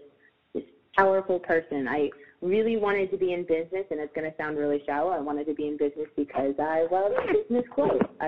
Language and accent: English; upstate New York, United States; I am from upstate